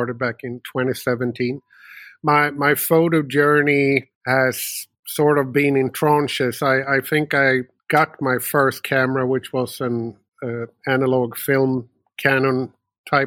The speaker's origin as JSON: {"language": "English", "town": "Uppsala", "region": "Uppsala County", "country": "Sweden", "tie": "born or raised there", "also_born_or_lived": "United States", "said": "born and raised in Sweden, although I had a few years over in America and been moving around a little bit, but always sort of found my way back to my hometown, which is Uppsala, Sweden"}